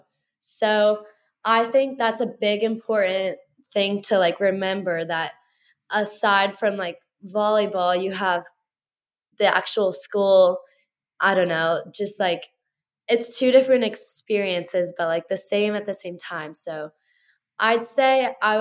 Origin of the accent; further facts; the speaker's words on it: Louisville, Kentucky, United States; moved away as an adult; now in Harrisonburg, United States; Bellarmine University, which is in my hometown